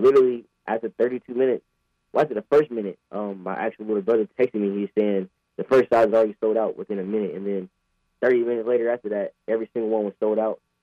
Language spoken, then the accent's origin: English; Apex, North Carolina, United States; I'm from Apex, mm-hmm. like, like right down the road uh, a suburb of Raleigh